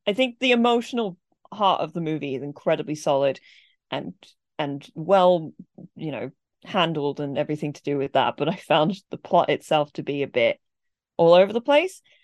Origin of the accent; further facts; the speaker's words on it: England, United Kingdom; I was, you know, raised in England